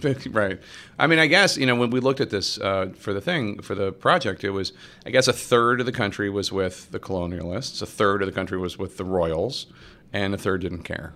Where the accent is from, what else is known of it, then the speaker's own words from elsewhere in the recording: Philadelphia, Pennsylvania, United States; moved away; I grew up in Philly and I was seven during the bicentennial